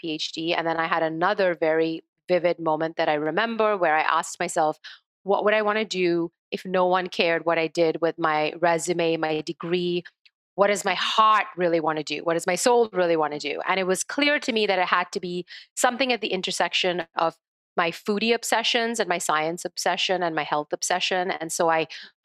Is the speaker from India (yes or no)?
yes; India; moved away; growing up in India